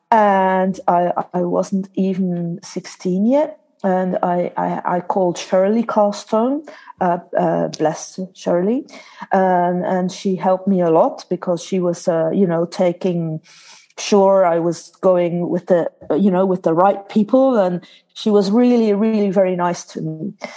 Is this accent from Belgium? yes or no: yes; Belgium; born or raised there; English is a second language; also born or lived in Australia